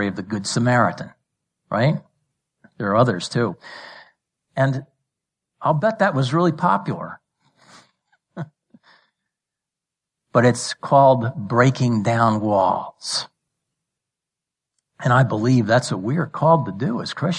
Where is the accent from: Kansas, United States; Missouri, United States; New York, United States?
New York, United States; New York City; I was born and raised in New York City metro area